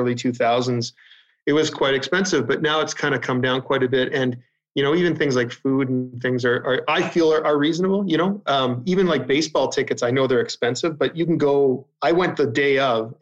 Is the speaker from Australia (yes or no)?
no; Canada; growing up in Canada